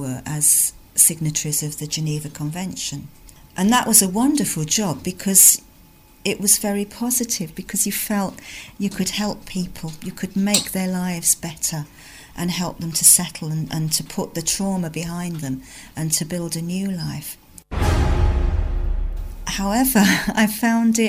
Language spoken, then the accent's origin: English; London, United Kingdom; now in North East England, United Kingdom; I'm originally from London, where I lived and was brought up in a multicultural community.